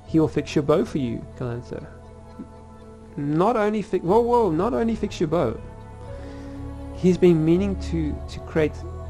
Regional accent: South Africa; I'm South African, but John, I don't know if you can probably tell from my accent

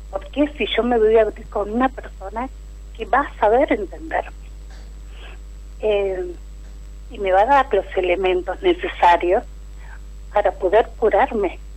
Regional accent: La Plata, Buenos Aires Province, Argentina; De La Plata.

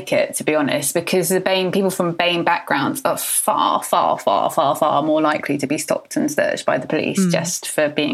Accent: North Devon, South West England, United Kingdom; I grew up in North Devon.

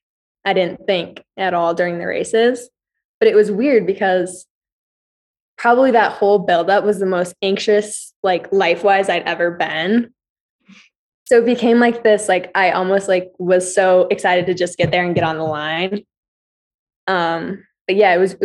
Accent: Billings, Montana, United States; moved away as an adult; also born or lived in New York / Indiana; now in Flagstaff, United States; I'm from Montana, like a small place

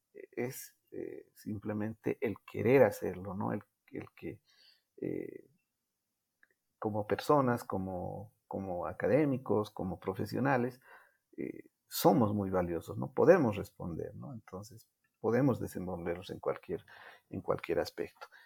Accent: Bolivia; first language Spanish; Yo nunca pensé dar una conferencia como boliviano, representando a mi país

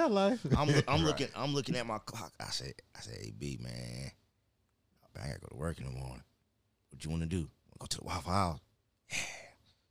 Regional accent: Alabama, United States; also born or lived in Pine Hills; I'm from Alabama

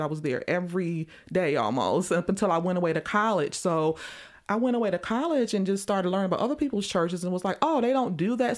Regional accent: Chicago, Illinois, United States; growing up in Chicago during, like, the spoken word movement back in, like, the early nineties

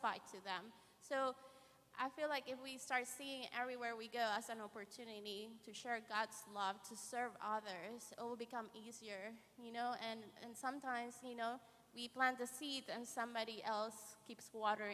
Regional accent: Honduras; moved away; I grew up in Honduras

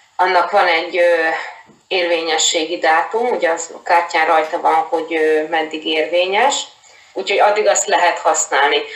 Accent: Hungary; moved away as an adult; also born or lived in Murcia, Spain / Seville, Spain / Málaga, Spain / Barcelona, Spain; now in Madrid, Spain; én Magyarországon egy kisvárosból származom

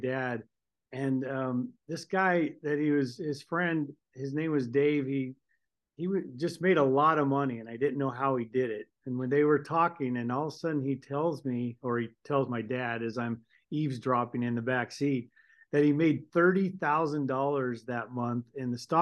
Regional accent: California, United States; moved away as an adult; now in Boise, United States; I'm a Californian. I'm a grown California, but I left California in about 1990

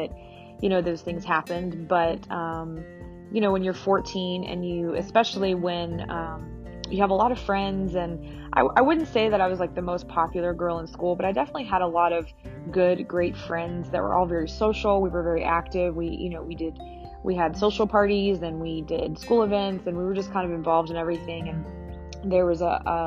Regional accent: Alpharetta, Georgia, United States; also born or lived in Marietta, Georgia / Kenya; we moved to Alpharetta from Marietta, and my dad stayed in Marietta for a while, and then he moved to Alpharetta, not far from us. But we didn't really grow up in the church

